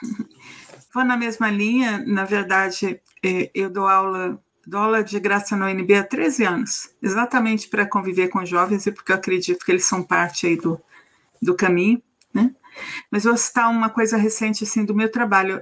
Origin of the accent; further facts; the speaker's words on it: São Paulo, Brazil; Minha, minha família é de Manaus, sou nascida de São Paulo